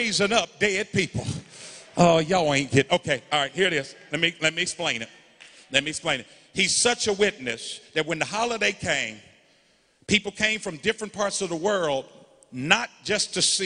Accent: Indianapolis, Indiana, United States; also born or lived in Dallas; I was raised in Arlington Woods, 46218

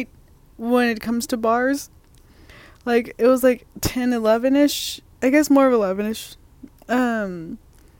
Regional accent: Portland, United States; moved away; in my hometown because, like, people say that Portland's crazy

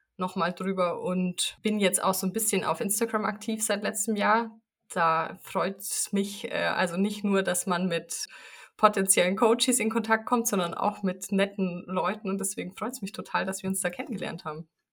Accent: near Munich, Bavaria, Germany; ich komme aus der Nähe von München

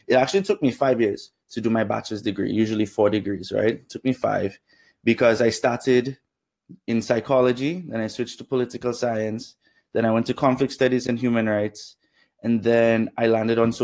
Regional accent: Dominica; moved away; also born or lived in Canada; Grew up in Dominica

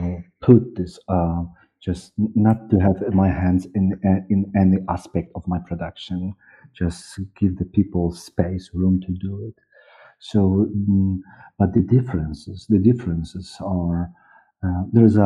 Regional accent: Poland; accent: East European; English is a second language; I'm from communism time, and I learned English when I was 20, 25 years old.

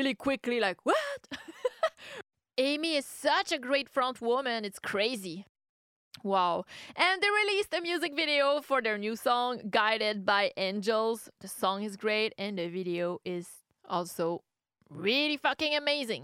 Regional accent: Canada; I'm from Canada

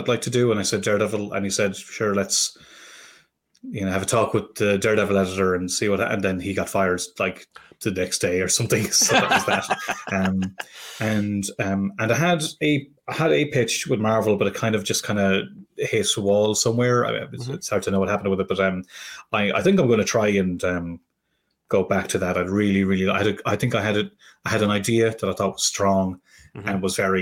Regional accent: Ireland; I'm not an Irish immigrant. I'm from this bog country

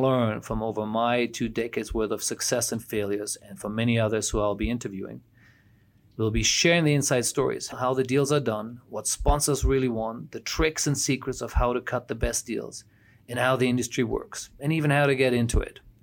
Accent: Germany; moved away as an adult; also born or lived in United States / Asia; I'm originally from Germany, studied in the U S, and have been working in Asia for the past twenty-five years

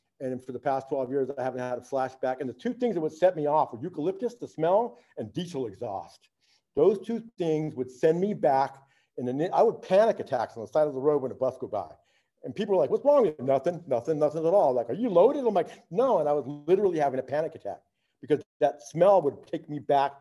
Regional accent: Riverside, California, United States; moved away; I was born and raised in Riverside, California.

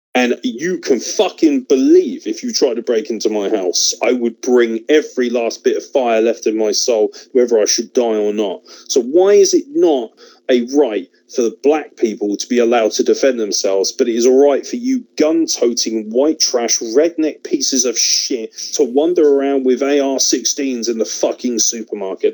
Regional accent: United Kingdom; as a British individual

